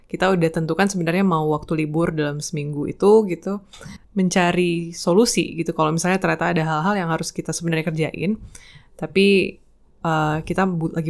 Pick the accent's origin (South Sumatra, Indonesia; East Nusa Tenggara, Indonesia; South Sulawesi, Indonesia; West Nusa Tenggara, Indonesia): East Nusa Tenggara, Indonesia; now in Yogyakarta, Indonesia; Uh, asalku dari Nusa Tenggara Timur, tapi saat ini aku sedang berkarya di Yogyakarta.